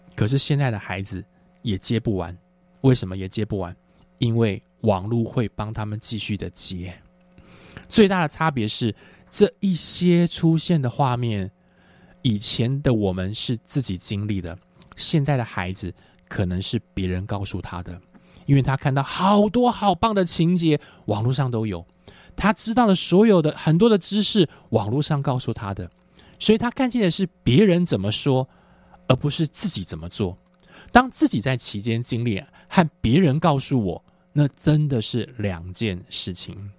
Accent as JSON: {"language": "Chinese", "country": "Taiwan", "tie": "born or raised there", "said": "我在一个，呃，眷村里面长大"}